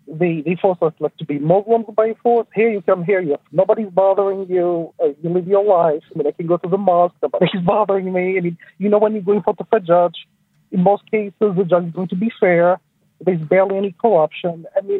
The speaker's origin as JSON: {"language": "English", "country": "Algeria", "tie": "born or raised there", "second_language": "English", "moved": "as an adult", "lives_now": "Chicago, United States", "said": "when I was a kid and I was in Algeria, I was abused. They hit us. They forced us to speak Arabic by force. They forced us like, to be Muslims by force."}